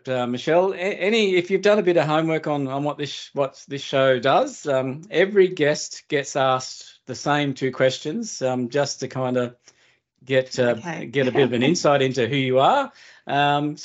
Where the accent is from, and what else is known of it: Australia; born or raised there